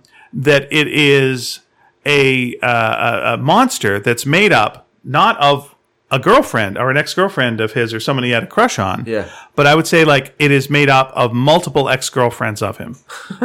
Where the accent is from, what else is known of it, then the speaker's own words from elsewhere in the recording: Scotland, United Kingdom; now in Inverness, United Kingdom; However, I grew up near Glasgow, so that's why my parents took me there to see Scrooge.